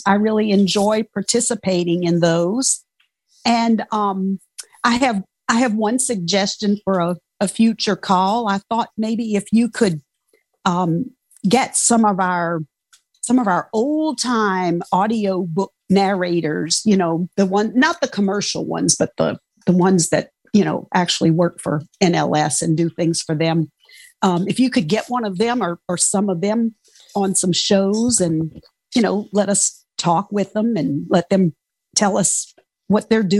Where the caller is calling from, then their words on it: Louisiana, United States; I'm doing fine. I'm from Louisiana